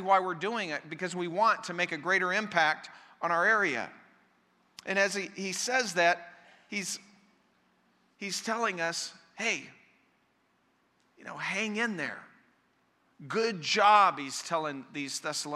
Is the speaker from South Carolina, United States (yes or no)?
no; Colorado, United States; the church I grew up in Colorado